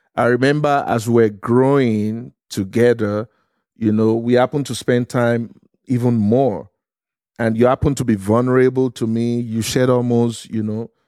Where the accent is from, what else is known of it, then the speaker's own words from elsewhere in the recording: Lagos, Nigeria; moved away; I was, uh, born and raised in Lagos, Nigeria, in a city called Surulere